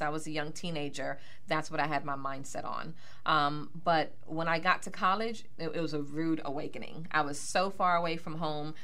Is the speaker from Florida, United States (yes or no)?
yes; Miami, Florida, United States; moved away as an adult; also born or lived in Bronx, New York; now in Pittsburgh, United States; born in the Bronx, New York, oh. and um, raised in Miami, Florida